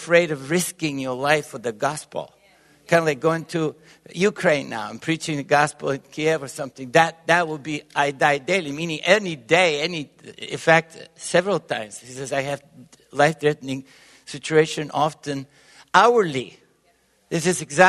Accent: Bulgaria; English is a second language; also born or lived in Tyler, Texas; now in Texas, United States; I was born in Bulgaria. And raised within the communist countries

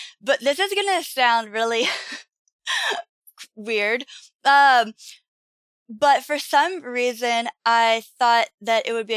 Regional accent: Leitchfield, Kentucky, United States; I was just born in a small town called Litchfield, Kentucky

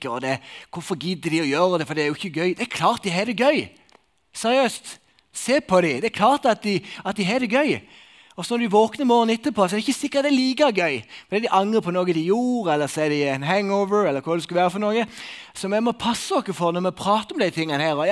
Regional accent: Sokna, Buskerud, Norway; En del av mine venner da, som bor i Sokna, der jeg kommer fra, vi har sånn ei Snap-gruppe.

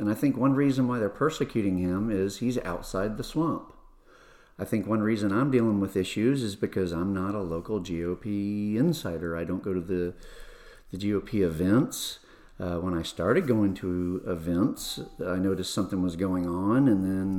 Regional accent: Midwest, United States; I'm a Midwesterner at heart

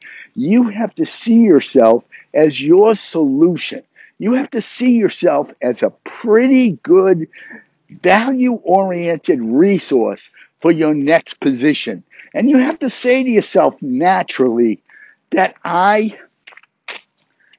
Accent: near Harvard University, Massachusetts, United States; growing up near Harvard University

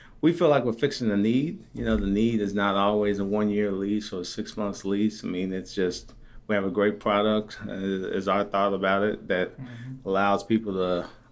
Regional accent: Indianapolis, Indiana, United States; English is a second language; moved away as an adult; also born or lived in Haiti / Guantanamo Bay; now in Louisville, United States; growing up in Indianapolis, I had to do the learning English

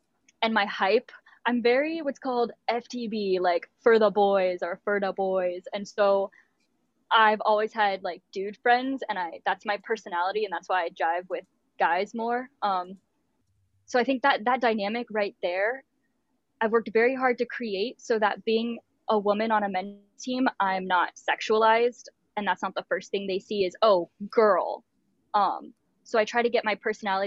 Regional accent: San Diego, California, United States; I'm from San Diego

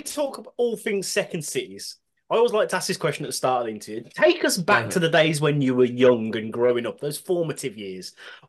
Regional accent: Birmingham, West Midlands, United Kingdom; the bearded Brummy

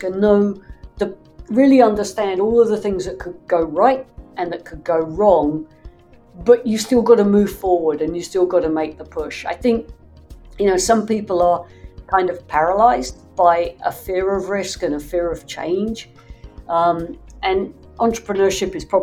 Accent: London, United Kingdom; now in Los Angeles, United States; I grew up in the UK. I grew up in London

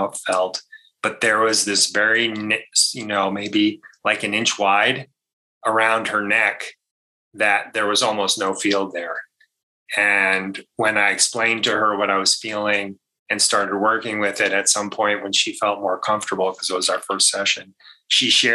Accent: Maine, United States; I grew up in Maine

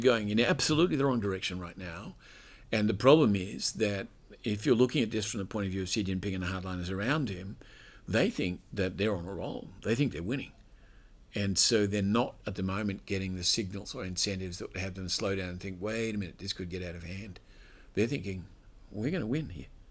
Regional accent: Australia; an Australian citizen

